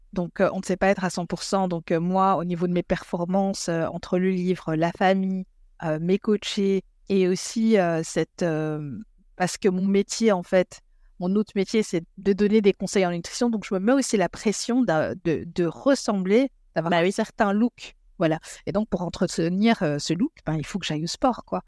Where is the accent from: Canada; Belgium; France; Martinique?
Belgium; moved away as an adult; also born or lived in Congo; now in England, United Kingdom; je suis belge. Je vis en Angleterre euh, depuis presque dix ans